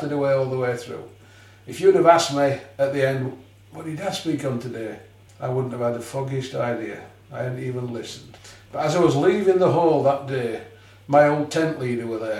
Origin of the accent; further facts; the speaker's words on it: near Huddersfield, Yorkshire and the Humber, United Kingdom; also born or lived in Leeds; I was born near Huddersfield